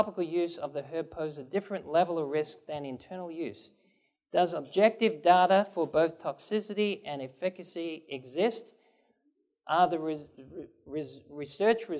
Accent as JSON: {"language": "English", "region": "England", "country": "United Kingdom", "tie": "born or raised there", "also_born_or_lived": "Japan", "moved": "yes", "said": "grew up in England, and I grew up on green tea. And I lived in Japan"}